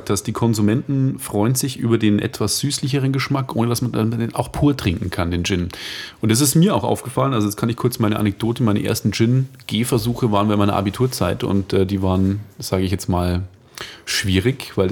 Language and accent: German; Regensburg, Bavaria, Germany; ich bin kein Münchner, ich komme aus ah, Regensburg